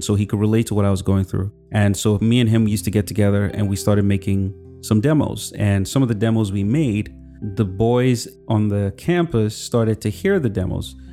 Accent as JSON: {"language": "English", "town": "Kaduna", "region": "Kaduna State", "country": "Nigeria", "tie": "born or raised there", "also_born_or_lived": "Zaria / Lagos", "moved": "as an adult", "lives_now": "United States", "said": "I grew up in Kaduna, um, with my sisters"}